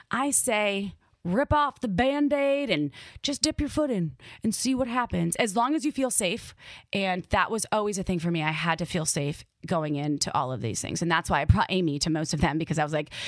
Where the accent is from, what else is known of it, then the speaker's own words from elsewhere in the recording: Midwest, United States; accent: Midwest; Like in my brain, my Midwest accent came out and I was like, holy shit, this is fucking cool.